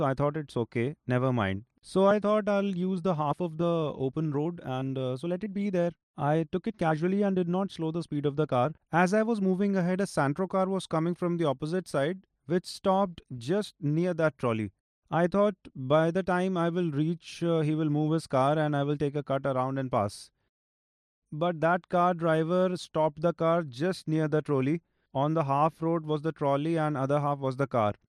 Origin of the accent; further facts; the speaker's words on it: Pehowa, Haryana, India; I am from Tehsil Pehwa, Zilla Kurukshetra